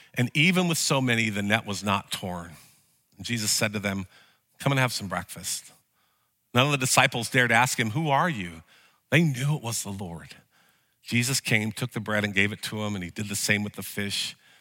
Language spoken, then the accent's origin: English; Vernonia, Oregon, United States; I grew up in Sunday school in a small town in Vernonia